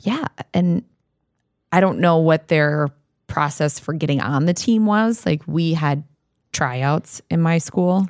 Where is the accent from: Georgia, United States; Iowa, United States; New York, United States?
Iowa, United States; now in Minnesota, United States; my hometown still has a very active cheerleading program